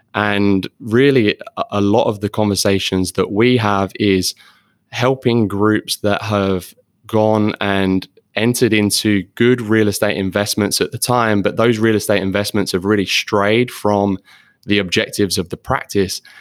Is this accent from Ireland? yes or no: no; London, United Kingdom; moved away as an adult; now in Florida, United States; I am actually from London originally.